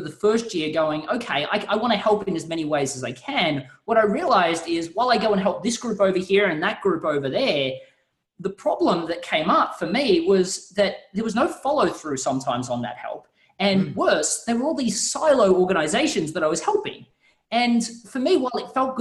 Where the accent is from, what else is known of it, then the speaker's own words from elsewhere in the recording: Australia; you can tell by the accent, I'm not quite from the United States. And in Australia